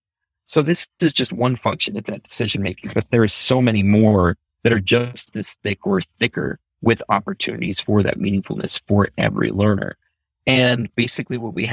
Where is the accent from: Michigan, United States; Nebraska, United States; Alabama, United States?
Nebraska, United States; Omaha; When we finally got landed, it was in Omaha, Nebraska. I ended up growing up in North Omaha, Nebraska